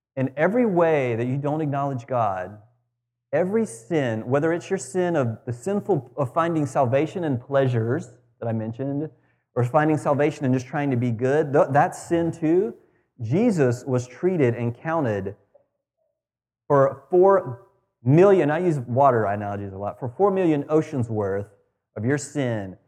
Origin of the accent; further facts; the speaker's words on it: United States; as an American